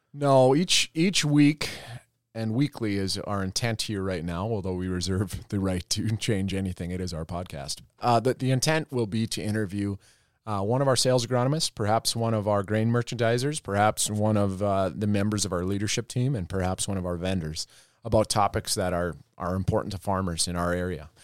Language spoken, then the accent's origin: English; Roseau, Minnesota, United States; moved away as an adult; also born or lived in North Dakota; I am originally from Roseau, Minnesota, um, closer, closer to Canada than, uh, than Iowa, that's for sure. So right up on the border. Uh, I grew up on a small farm there